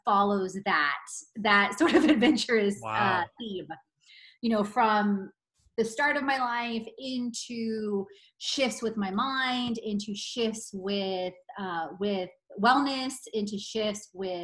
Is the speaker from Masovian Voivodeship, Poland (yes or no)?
no; Katowice, Silesian Voivodeship, Poland; moved away; I was born in Katowice in 1978.